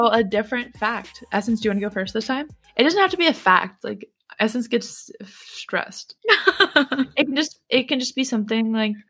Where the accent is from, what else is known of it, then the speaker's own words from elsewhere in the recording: Raleigh, North Carolina, United States; born there; also born or lived in St. Louis / Jacksonville; because I was born in Raleigh and Jack was born in Durham.